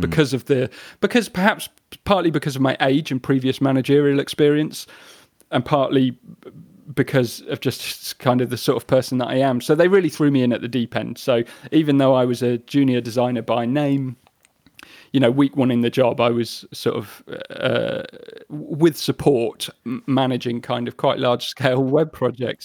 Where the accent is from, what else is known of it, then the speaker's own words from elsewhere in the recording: the Midlands, England, United Kingdom; moved away as an adult; also born or lived in Brighton; growing up in the Midlands, uh, in the early nineties